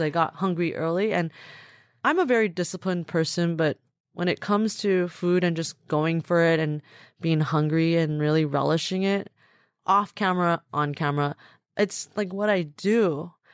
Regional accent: a suburb of Los Angeles, Southern California, United States; also born or lived in Taipei, Taiwan; Grew up in Southern California in a suburb of Los Angeles

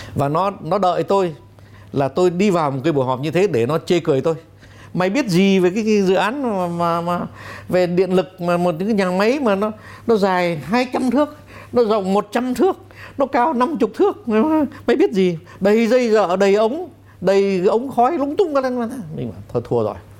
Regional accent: Vietnam; moved away; also born or lived in France; tôi cũng cảm nhận tôi là người Việt Nam

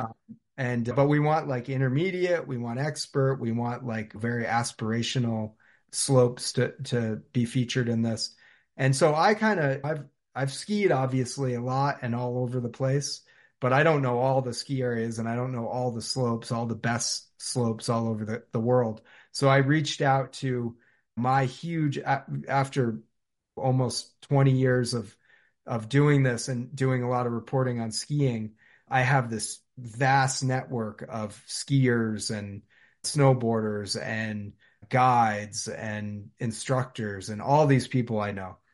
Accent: South Londonderry, Vermont, United States; I grew up in South Londonderry, Vermont, which is about ten minutes from Stratton Mountain

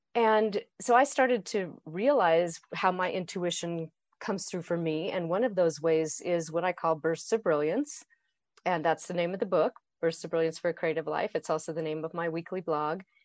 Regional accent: Boise, Idaho, United States; now in Colorado, United States; I grew up in Boise, Idaho. I, I live in Colorado.

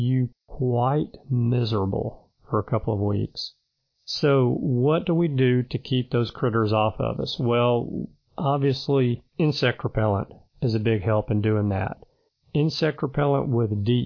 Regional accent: Alabama, United States; my home state

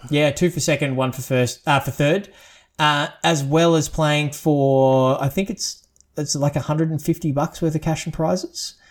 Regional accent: Australia; as an Aussie

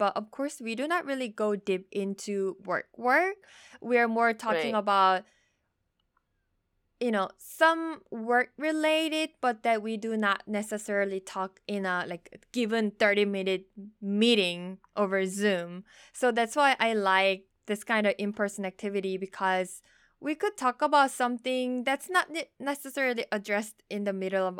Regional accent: South Korea; And then I said, I'm from Korea.

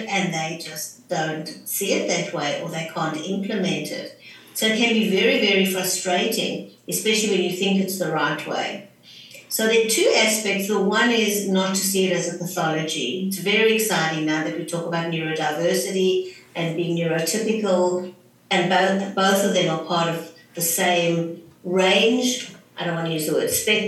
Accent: South Africa; moved away as an adult; also born or lived in Johannesburg; now in Sydney, Australia; I'm originally from South Africa, but I now live in Sydney, Australia

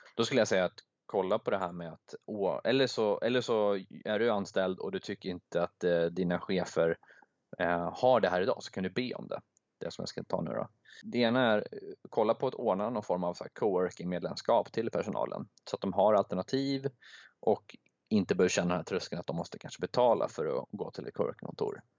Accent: Sweden; moved away; jag är från Sverige

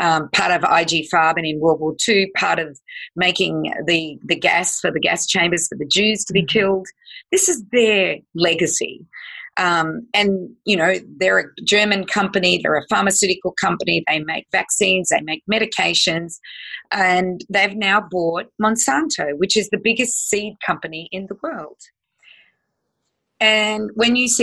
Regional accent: Australia; also born or lived in United States; I'm an American citizen, but I'm also an Australian, so I have dual citizenship

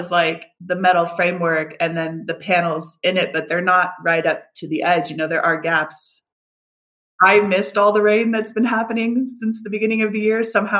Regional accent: United States; But I grew up in the States. I grew up moving around a lot and I fully went to college, University of Arizona

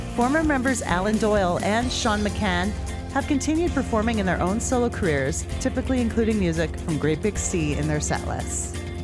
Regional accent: Edmonton, Alberta, Canada; my hometown, Edmonton, Alberta

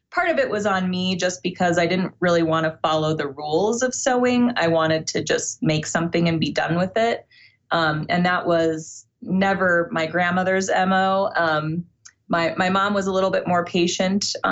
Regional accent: Iowa, United States; I was born in Iowa.

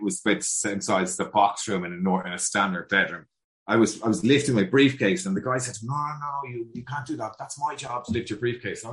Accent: Dublin, Leinster, Ireland; I'm a 6th generation dub

